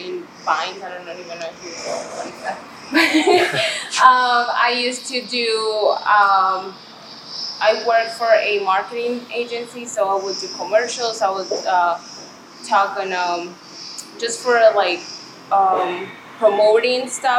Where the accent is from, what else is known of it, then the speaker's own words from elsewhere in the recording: Mexico; moved away as an adult; also born or lived in Chicago, United States; now in Miami, United States; So I am originally from Mexico. I moved to the United States four years ago